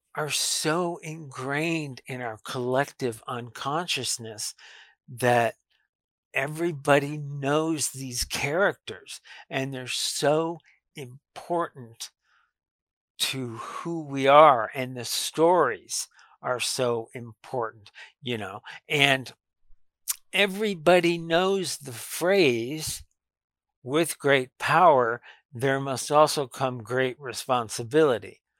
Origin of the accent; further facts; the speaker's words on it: Lubbock, Texas, United States; I grew up around Texas Tech University. Uh, it's been my whole life, really, um, ever since I was very little